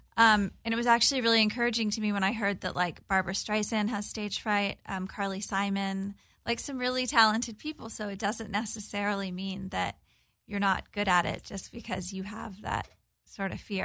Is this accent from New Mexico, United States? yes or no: no; Corpus Christi, Texas, United States; I'm from a small town in Texas on the Gulf of Mexico. Born and raised, my family's still there.